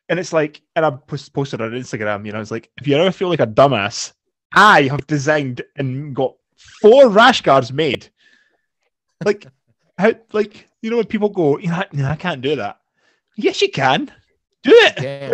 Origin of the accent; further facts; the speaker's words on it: Scotland, United Kingdom; we're Scottish